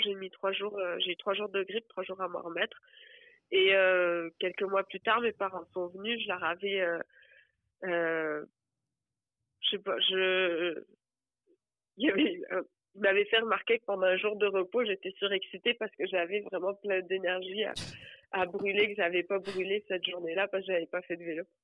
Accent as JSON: {"language": "French", "area": "Hérault", "region": "Occitania", "country": "France", "also_born_or_lived": "Montreal, Canada", "moved": "as an adult", "lives_now": "Granby, Canada", "said": "je suis française et je viens d'un département, enfin du département de l'Hérault qui est collé à la mer Méditerranée"}